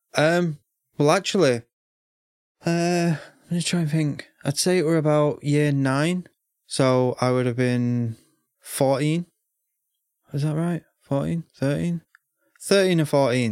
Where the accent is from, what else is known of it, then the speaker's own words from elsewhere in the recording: United Kingdom; I'm British, so I finished school at 16